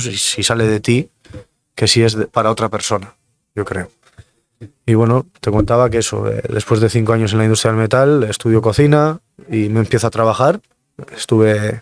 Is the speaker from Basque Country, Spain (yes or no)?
yes; Mungia, Basque Country, Spain; un chico de Munguía que tengo 32 años